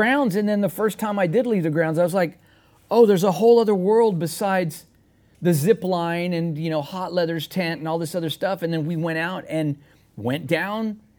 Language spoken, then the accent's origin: English; San Antonio, Texas, United States; I'm as Texas as you're gonna get.